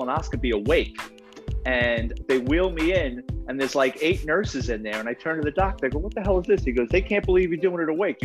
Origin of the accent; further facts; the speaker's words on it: New York City, New York, United States; It's about growing up in the Bronx